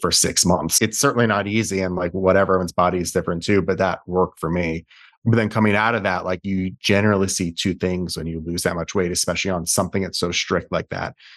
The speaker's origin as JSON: {"language": "English", "area": "Westchester", "region": "New York", "country": "United States", "tie": "born or raised there", "also_born_or_lived": "Brooklyn, New York", "said": "I was born in Brooklyn, and then I grew up in Westchester, then came back for N Y U."}